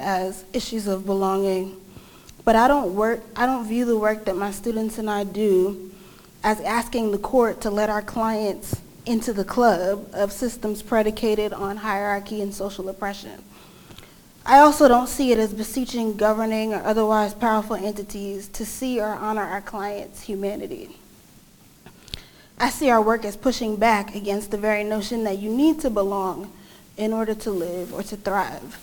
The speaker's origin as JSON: {"language": "English", "town": "New York City", "region": "New York", "country": "United States", "tie": "born or raised there", "said": "I'm a native New Yorker"}